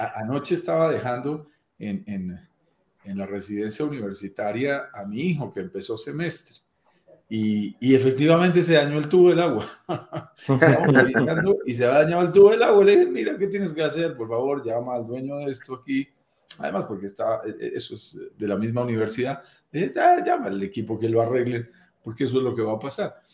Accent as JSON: {"language": "Spanish", "country": "Colombia", "accent": "Colombian", "said": "yo soy colombiano, como lo notarán en mi acento"}